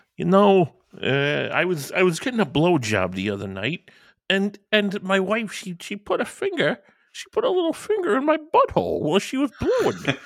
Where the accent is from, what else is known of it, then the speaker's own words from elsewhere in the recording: Northwest Indiana, United States; I grew up in Northwest Indiana